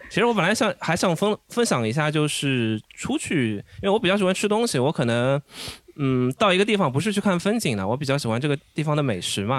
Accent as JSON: {"language": "Chinese", "region": "Shanghai", "country": "China", "tie": "born or raised there", "said": "小时候就在那种弄堂里面也蛮开心的"}